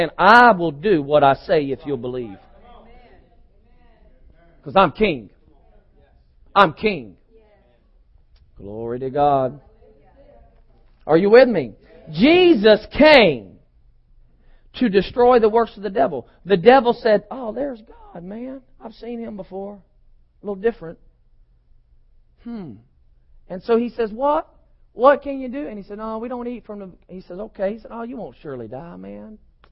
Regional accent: United States; I'm an American because I was born one

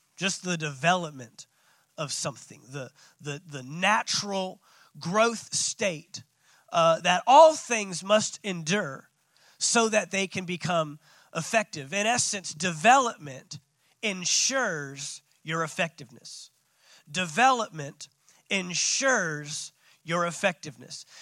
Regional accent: Dallas, Texas, United States; I'm from Dallas

